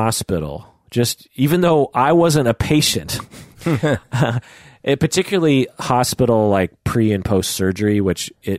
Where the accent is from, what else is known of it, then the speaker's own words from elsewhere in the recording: Bogota, Bogotá Capital District, Colombia; From growing up in Bogota.